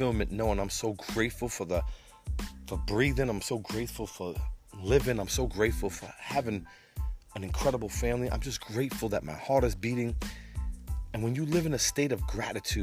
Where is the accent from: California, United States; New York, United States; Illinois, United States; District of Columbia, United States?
New York, United States; New York City; I'm from Brooklyn, New York. Been around for a while. Grew up on the streets of Brooklyn in the 70s, 80s, and 90s